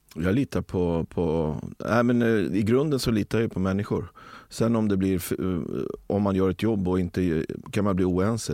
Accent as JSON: {"language": "Swedish", "town": "Rö", "country": "Sweden", "tie": "born or raised there", "said": "Där, där jag växte upp i, i, i Rö så, så hade, eh, var det en kungajakt per år och då var jag drevkarl."}